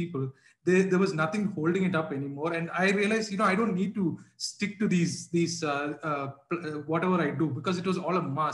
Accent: Bahrain; When I was growing up in Bahrain

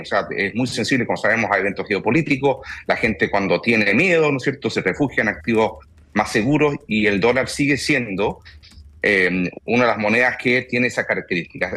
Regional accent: Chile

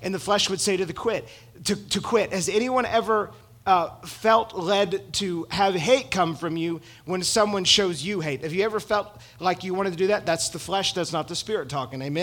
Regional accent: United States

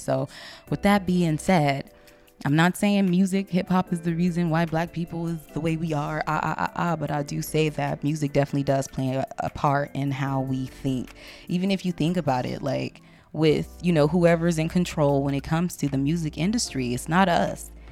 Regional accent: Compton, California, United States; I'm still from Compton, so this is the shit I grow, I grew up on.

